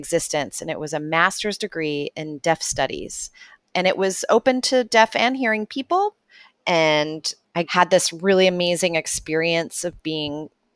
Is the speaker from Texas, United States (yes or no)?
yes; Texas, United States; I grew up in Texas